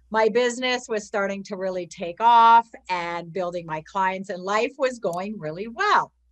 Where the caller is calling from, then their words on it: Ontario, Canada; I am from Ontario, Canada.